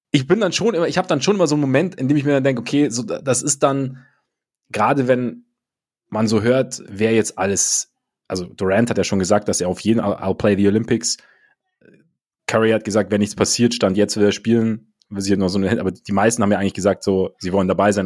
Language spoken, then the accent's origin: German; Munich, Bavaria, Germany; bei uns in München